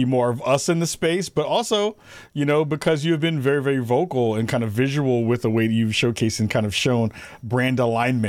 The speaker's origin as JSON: {"language": "English", "town": "New York City", "region": "New York", "country": "United States", "said": "us being from the Bronx."}